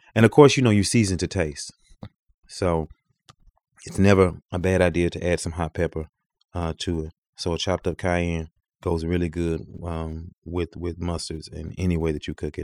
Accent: the South, United States; moved away; I come from the South where it's hot

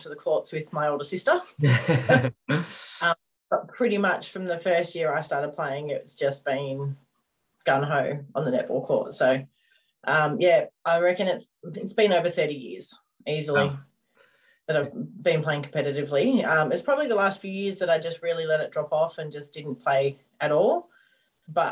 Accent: Coffs Harbour, New South Wales, Australia; We grew up in Coffs Harbour

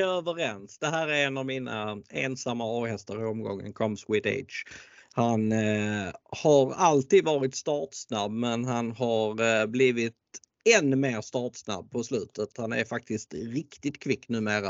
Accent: Skåne, Sweden; jag är född i Skåne och har bott i Skåne i eh, stora delar av mitt liv

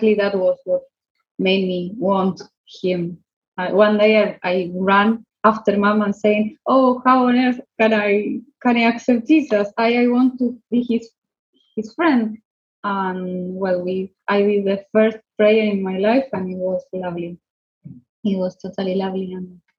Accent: Buenos Aires, Argentina; now in Fort William, United Kingdom; I am from Argentina, from the city of Buenos Aires

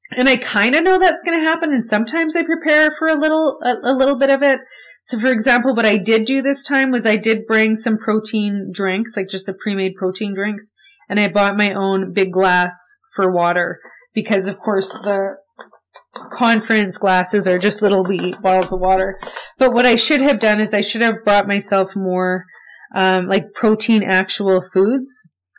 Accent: Winnipeg, Manitoba, Canada; I grew up in Winnipeg, I was born here, I lived here my whole life

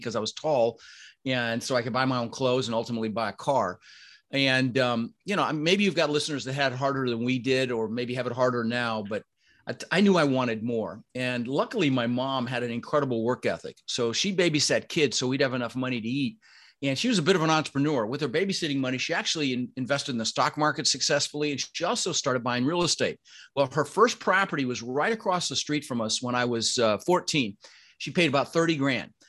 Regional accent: Denver, Colorado, United States; born or raised there; also born or lived in Netherlands

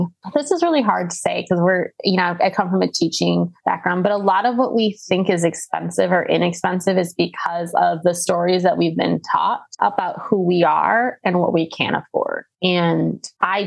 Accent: Wisconsin, United States; I grew up in Wisconsin.

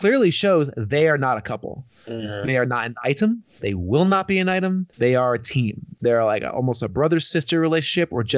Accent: New Jersey, United States; it's my home state

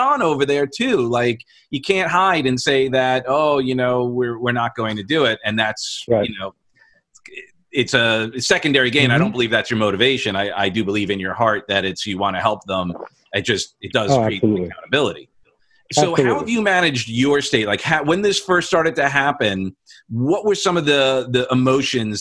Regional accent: New York, United States; now in Florida, United States; We're both from New York

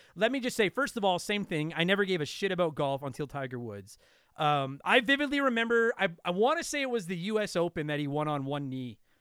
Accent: Canada; I'm Canadian

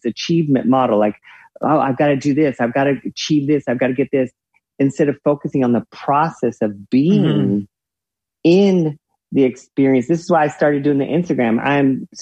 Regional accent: the South, United States; growing up in the South

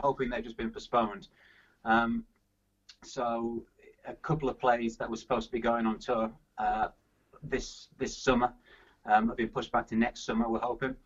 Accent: Yorkshire and the Humber, United Kingdom; moved away as an adult; also born or lived in Loughborough / Birmingham / London; I'm a Yorkshire man from Yorkshire, and I'm, I'm back in Yorkshire now

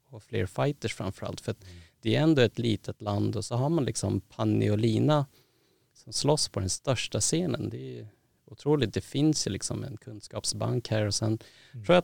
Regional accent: Thailand; för att jag är från Thailand och är en son och jag gillar Mike Tyson

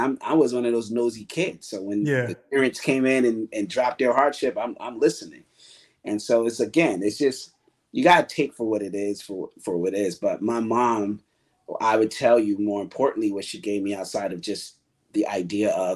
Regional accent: Bridgeport, Connecticut, United States; now in New York, United States; I grew up on the east end of Bridgeport.

